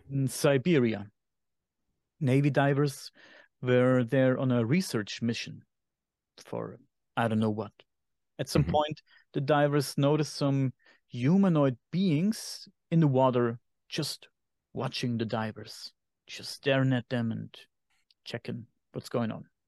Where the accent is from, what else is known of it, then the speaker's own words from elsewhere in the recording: Germany; accent: German; English is a second language; my German accent